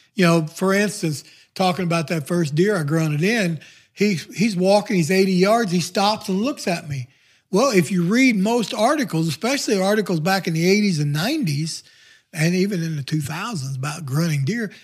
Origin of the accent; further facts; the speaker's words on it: the Ozarks, United States; now in Neosho, United States; growing up in the Ozark